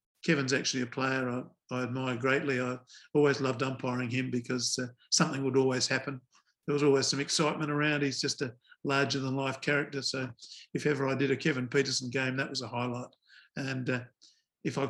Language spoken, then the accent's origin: English; Adelaide, South Australia, Australia; I come from Adelaide, South Australia.